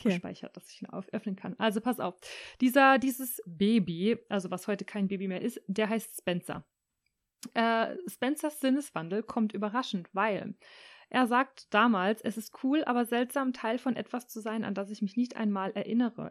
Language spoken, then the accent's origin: German; Rhineland-Palatinate, Germany; ich als Pfälzerin